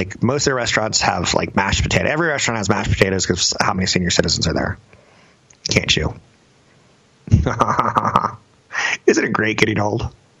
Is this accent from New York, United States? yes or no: no; Florida, United States; You know, the image that I grew up with in Florida